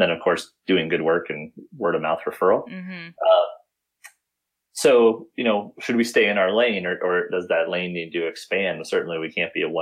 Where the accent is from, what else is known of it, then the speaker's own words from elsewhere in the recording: Midwest, United States; growing up in the Midwest